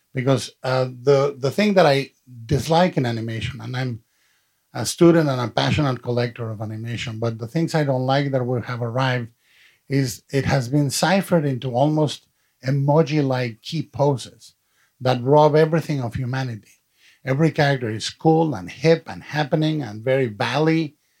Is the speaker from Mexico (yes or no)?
yes; Mexico; i've been supporting the stop motion movement in, in my hometown in mexico to this day